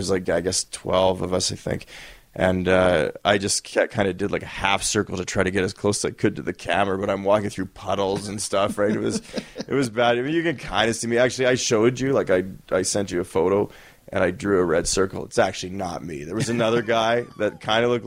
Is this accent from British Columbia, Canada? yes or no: no; Winnipeg, Manitoba, Canada; I'm from Winnipeg.